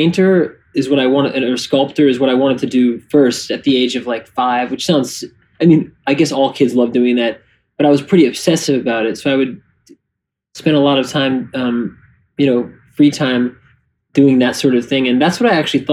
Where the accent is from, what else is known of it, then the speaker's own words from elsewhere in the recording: New York City, New York, United States; I grew up in the village.